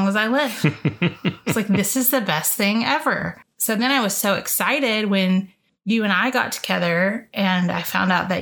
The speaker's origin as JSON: {"language": "English", "region": "the South", "country": "United States", "said": "I'm from the South"}